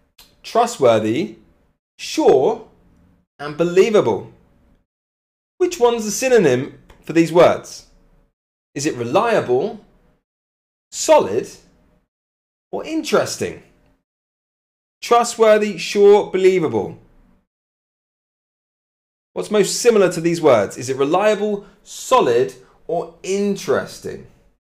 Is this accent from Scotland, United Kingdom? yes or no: no; Cambridge, East of England, United Kingdom; I'm from Cambridge, Mickey, from Cambridge in England.